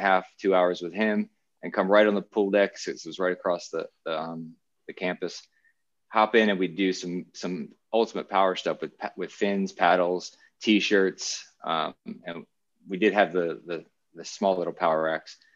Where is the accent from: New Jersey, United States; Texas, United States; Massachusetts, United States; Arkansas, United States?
New Jersey, United States; moved away as an adult; also born or lived in Miami / Auburn; my home state college, Rutgers